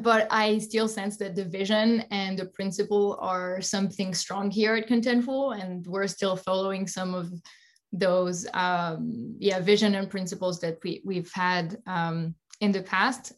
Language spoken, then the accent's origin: English; Alsace, Grand Est, France; moved away; also born or lived in Paris / San Francisco Bay Area; I'm from Alsace